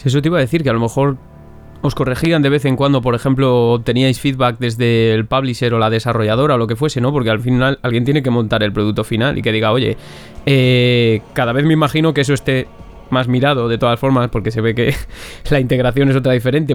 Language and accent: Spanish; Benavente, Castile and León, Spain; now in Valladolid, Spain; vivo en Valladolid ahora mismo, pero soy de Benavente. Eso sí, soy zamorano